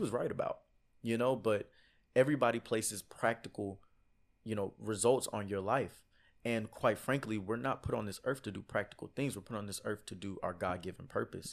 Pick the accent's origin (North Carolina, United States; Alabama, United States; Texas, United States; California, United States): Texas, United States; Houston; I'm from Houston, Texas